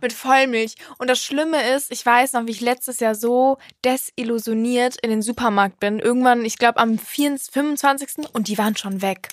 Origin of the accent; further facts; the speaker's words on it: Cologne, North Rhine-Westphalia, Germany; bei uns in Köln